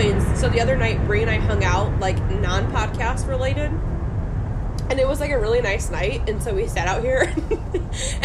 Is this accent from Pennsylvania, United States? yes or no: no; Ohio, United States; where I grew up in Ohio